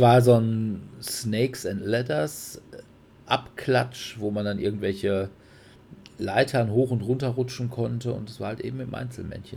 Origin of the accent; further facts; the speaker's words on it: Sauerland, North Rhine-Westphalia, Germany; ich bin gebürtiger Sauerländer